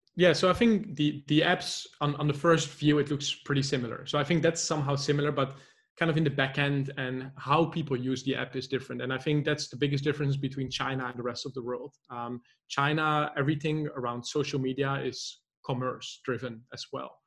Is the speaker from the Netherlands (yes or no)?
yes; Netherlands; moved away as an adult; also born or lived in Poznan, Poland; I'm actually originally from the Netherlands